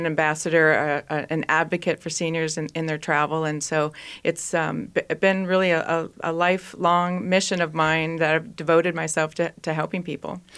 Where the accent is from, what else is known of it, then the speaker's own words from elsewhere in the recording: East Bethel, Minnesota, United States; I actually grew up in East Bethel, Minnesota, and went to Saint Francis High School